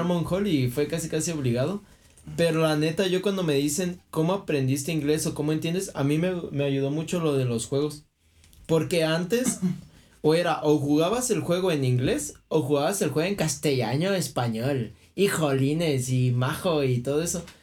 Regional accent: Michoacán, Mexico; soy de Michoacán

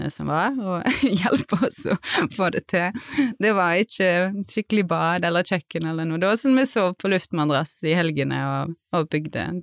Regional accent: Haugesund, Rogaland, Norway; moved away; also born or lived in Berlin; jeg kommer fra Haugesund

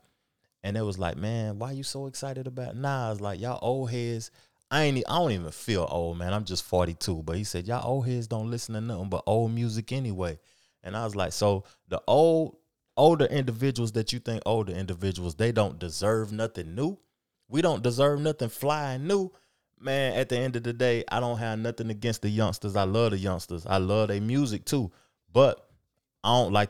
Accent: the South, United States; I'm from the South

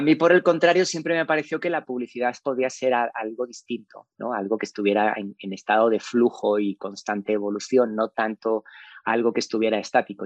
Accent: Spain; moved away as an adult; also born or lived in Saltillo, Mexico; now in Mexico; Soy un inmigrante español eh, que emigró hace mucho tiempo eh, pensando que se iba un par de años de España

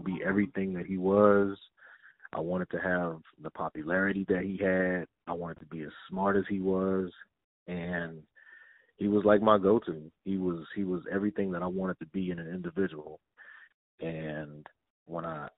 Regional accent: Denton, Texas, United States; I'm a young little black kid from Denton, Texas.

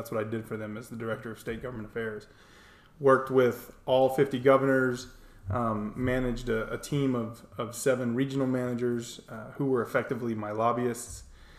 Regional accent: North Carolina, United States; moved away as an adult; also born or lived in Charleston, South Carolina; now in Harriman, United States; I really call North and South Carolina, that's kind of where I'm from. Mm-hmm. Born and grew up through high school in North Carolina, and then most of my adult life, my Air Force time spent in Charleston, South Carolina.

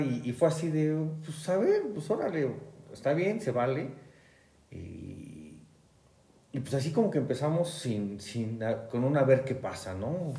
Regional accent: Mexico City, Mexico; soy de la Ciudad de México

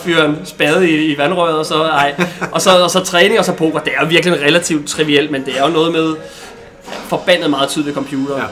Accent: Bornholm, Capital Region of Denmark, Denmark; jeg er, øh, øh, vel nok poker det til eneste Bornholmer

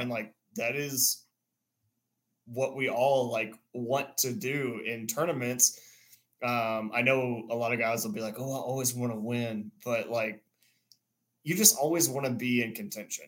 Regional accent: near Houston, Texas, United States; also born or lived in Dallas; now in Austin, United States; I grew up near Houston

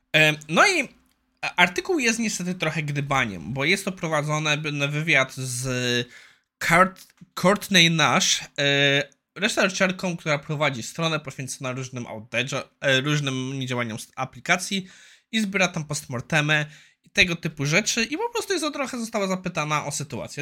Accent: Poland; also born or lived in Ireland; Ja wyjechałem z Irland do Irlandii na dwa lata i jak wróciłem do Polski

